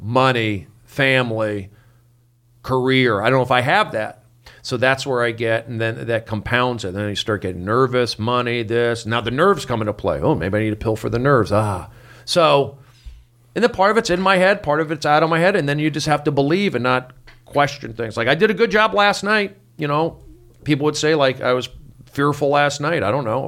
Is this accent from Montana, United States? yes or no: no; Los Angeles, California, United States; also born or lived in Arizona; I grew up here in Los Angeles, in the Valley